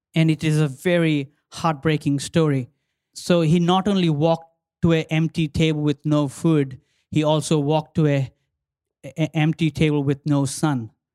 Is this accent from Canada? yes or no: no; India; now in Australia; my country, my home country, um, India, I say India is my motherland, Australia is my mother-in-law land